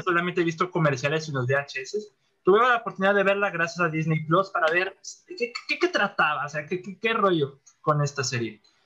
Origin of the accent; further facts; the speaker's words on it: Monterrey, Nuevo León, Mexico; Monterrey, que es mi ciudad natal